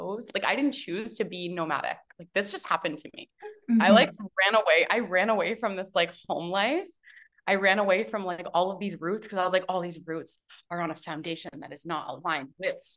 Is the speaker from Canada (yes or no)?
yes; Canada; moved away as an adult; also born or lived in Toronto, Canada / Vancouver, Canada / Vancouver Island, Canada; now in Tulum, Mexico; I'm a Canadian